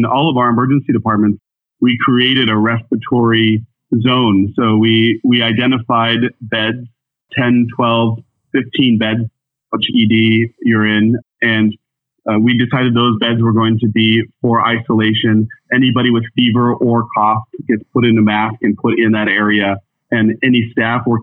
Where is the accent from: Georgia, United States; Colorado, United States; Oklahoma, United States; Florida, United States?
Colorado, United States; Boulder County; moved away as an adult; now in New York City, United States; I'm actually Boulder County native